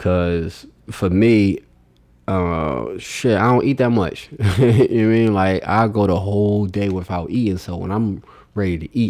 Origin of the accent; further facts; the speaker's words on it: Philadelphia, Pennsylvania, United States; moved away as an adult; now in Atlanta, United States; I'm from South Philly